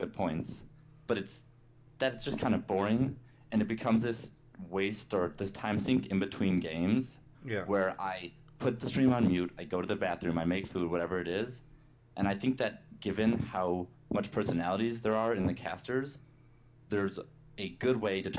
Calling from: Seattle, Washington, United States; I am calling from Seattle, Washington.

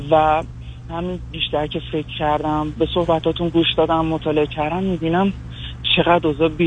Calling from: Iran; من از ایران هستم

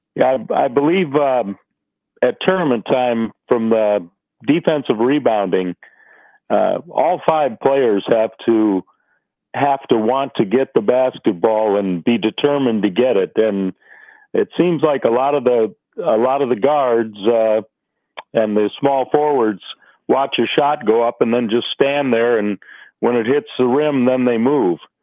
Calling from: Michigan, United States; I'm calling from Michigan.

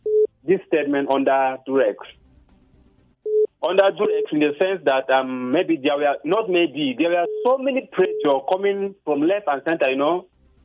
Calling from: Bukuru, Plateau, Nigeria; I'm calling you from Bukuru.

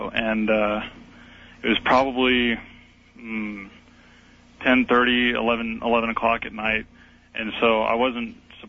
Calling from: Idaho, United States; Hi, Art. I'm calling from Idaho.

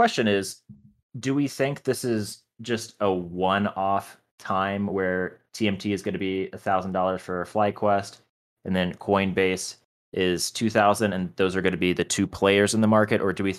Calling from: Denver, Colorado, United States; I'm calling in from the beautiful city of Denver, Colorado.

